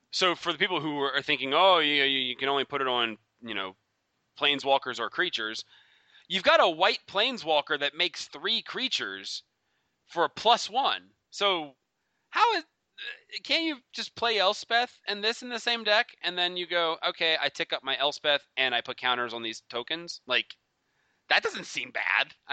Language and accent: English; Baltimore, Maryland, United States; I'm I'm I'm from Baltimore, man. I know all about that.